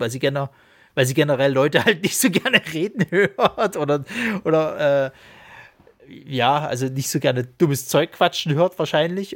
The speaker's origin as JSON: {"language": "German", "region": "Saxony", "country": "Germany", "accent": "Saxon", "said": "wegen meinem tollen sächsischen Dialekt"}